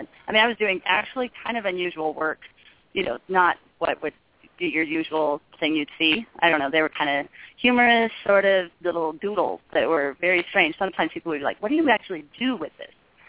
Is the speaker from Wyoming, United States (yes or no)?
yes; Wyoming, United States; I grew up in Wyoming and had never even gone to an art fair.